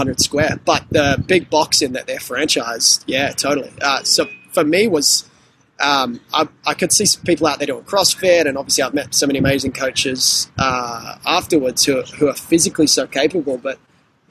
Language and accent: English; Sydney, New South Wales, Australia; I grew up on the Northern Beaches in Sydney